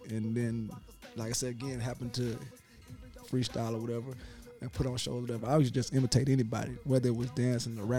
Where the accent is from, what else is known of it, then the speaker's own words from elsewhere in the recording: Georgia, United States; I'm from Georgia